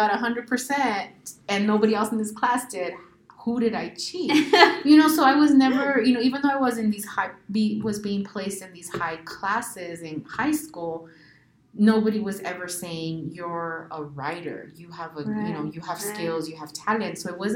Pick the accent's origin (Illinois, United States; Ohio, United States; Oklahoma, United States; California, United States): California, United States; Central Valley; English is a second language; also born or lived in Riverside; We grew up in the Central Valley